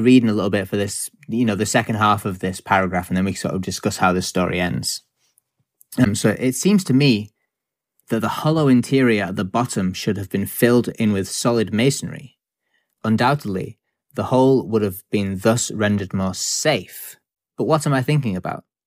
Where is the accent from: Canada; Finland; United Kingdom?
United Kingdom; as a British person who lives on a small island in the middle of a lot of ocean